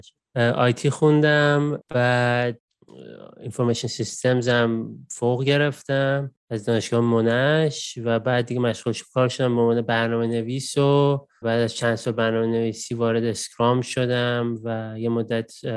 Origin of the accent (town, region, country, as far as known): Iran; moved away as an adult; now in Australia